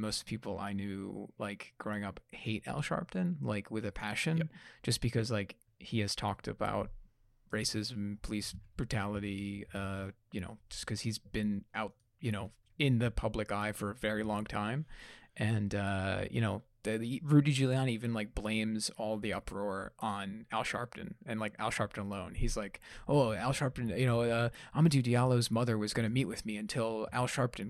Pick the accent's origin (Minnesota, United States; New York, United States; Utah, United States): New York, United States; Being an Italian growing up in New York.